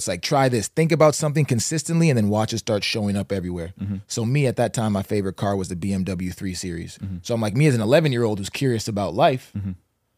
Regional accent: St. John's, Newfoundland and Labrador, Canada; born there; I was born in St. John's, Newfoundland.

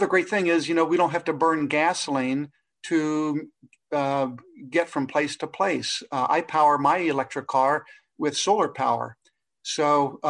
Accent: Cincinnati, Ohio, United States; I'm from Cincinnati, Ohio

